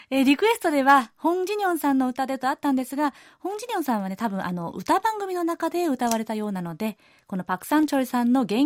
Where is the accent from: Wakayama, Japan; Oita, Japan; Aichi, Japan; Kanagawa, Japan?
Kanagawa, Japan; Kawasaki; これはアジアでは私の地元の川崎市出身の偉大な歌手 … さん以来の快挙で日本でも話題沸騰です